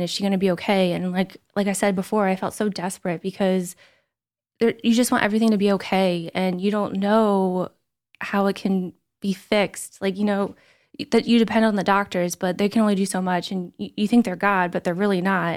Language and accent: English; Somerdale, New Jersey, United States; I'm from Summerdale